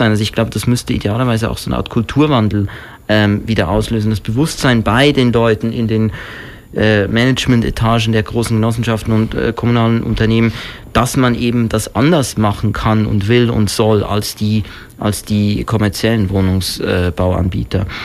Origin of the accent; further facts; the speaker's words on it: Switzerland; ich bin selber ursprünglich aus der Schweiz